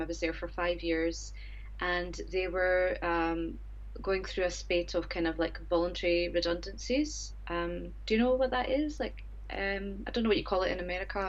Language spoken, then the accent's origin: English; Scotland, United Kingdom; moved away as an adult; now in Japan; I'm originally from Scotland, and I've been in Japan for just a little over four years now.